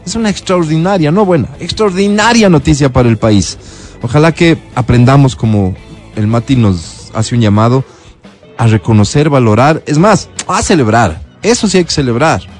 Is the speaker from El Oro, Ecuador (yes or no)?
no; Sangolquí, Pichincha, Ecuador